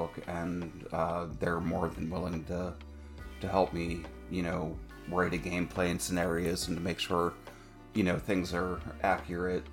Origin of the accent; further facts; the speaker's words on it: Pittsburgh, Pennsylvania, United States; I am from the United States in Pennsylvania, Western Pennsylvania, in the greater Pittsburgh area